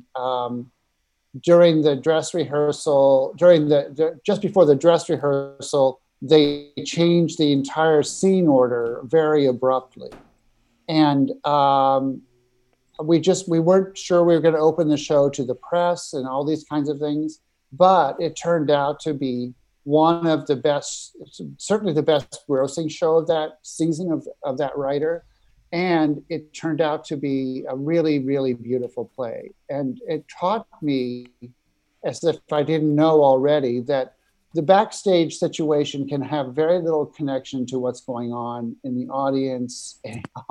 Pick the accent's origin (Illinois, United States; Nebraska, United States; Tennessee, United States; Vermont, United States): Nebraska, United States; moved away as an adult; now in New York, United States; I grew up in Nebraska and moved to New York after college.